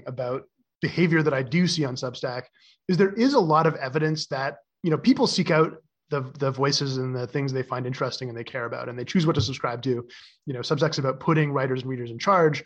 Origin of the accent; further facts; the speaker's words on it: Canada; moved away as an adult; now in San Francisco, United States; I was growing up in Canada